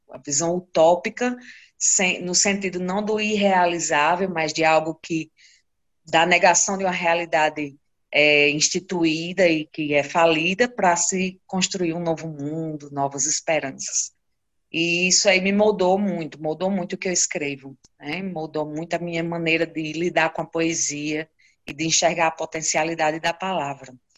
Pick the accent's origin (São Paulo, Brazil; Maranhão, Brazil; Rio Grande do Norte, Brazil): Rio Grande do Norte, Brazil; Currais Novos; Eu sou nascida em Corrais Novos e moro aqui desde a minha infância, né? Desde que nasci. E Corrais Novos fica no Seridó do Rio Grande do Norte